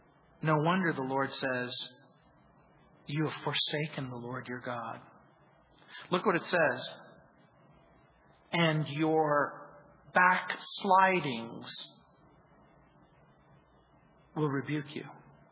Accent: New Orleans, Louisiana, United States; born there; I was born in New Orleans and spent my summers there.

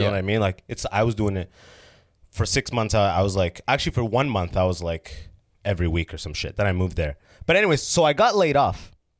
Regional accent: Sudan; I didn't have Jamaica. I'm from Sudan, which is like, there's no, like, you'll kill you for weed.

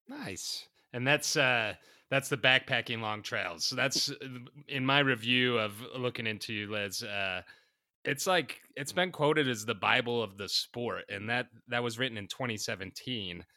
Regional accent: Utah, United States; the one in my home state of the Wasatch Range

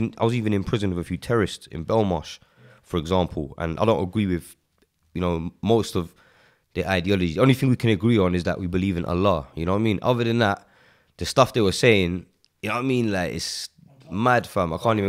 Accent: Walthamstow, London, United Kingdom; Yeah, I grew up in Waltham Forest

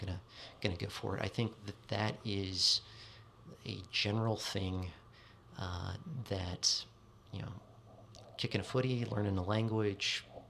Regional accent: Pacific Northwest, United States; Okay, so unfortunately, I grew up in the Pacific Northwest during the early 90s, really, was my high school period.

